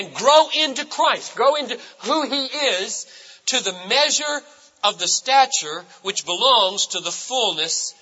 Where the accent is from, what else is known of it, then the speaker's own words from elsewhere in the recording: United States; I'm an American, and I am shaped largely by my culture of individualism